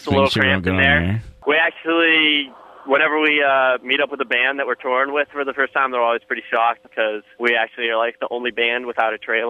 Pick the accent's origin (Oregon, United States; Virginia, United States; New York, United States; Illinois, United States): Oregon, United States; Portland; Portland, Oregon.